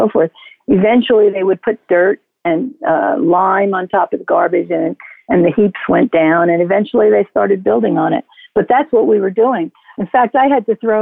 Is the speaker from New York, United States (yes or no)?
yes; New York City, New York, United States; I was born in Brooklyn, New York, in a hospital that no longer exists called Shore Road Hospital.